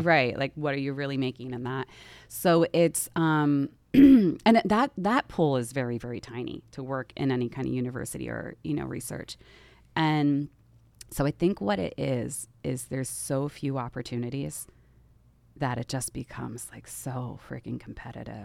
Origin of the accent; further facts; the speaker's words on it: outside Philadelphia, Pennsylvania, United States; I grew up outside the city